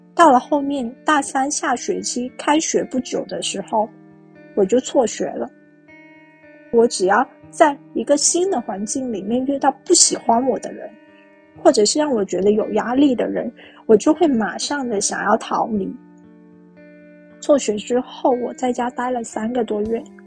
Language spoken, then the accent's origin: Chinese; Guangdong, China; 我是一个广东人，然后现在的话是生活在佛山